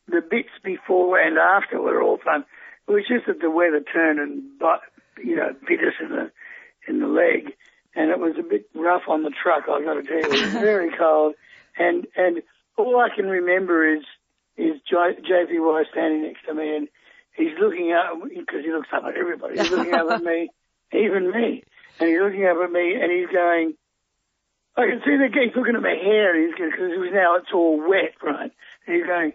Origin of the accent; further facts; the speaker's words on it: Perth, Western Australia, Australia; now in Northern New South Wales, Australia; I came from Perth. And so back when I was a little young kid, everyone surfed.